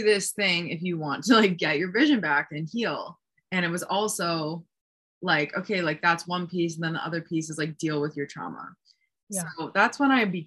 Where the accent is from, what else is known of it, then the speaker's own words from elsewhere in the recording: East Coast of New Jersey, United States; moved away as an adult; also born or lived in Hoboken, New Jersey; now in Sedona, United States; where I grew up on the East Coast of New Jersey